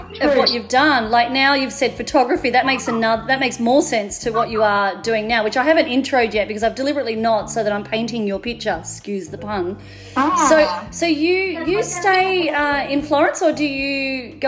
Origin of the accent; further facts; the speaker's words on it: Melbourne, Victoria, Australia; also born or lived in Mornington Peninsula; now in Northern New South Wales, Australia; I'm from Melbourne, but I live in Northern New South Wales now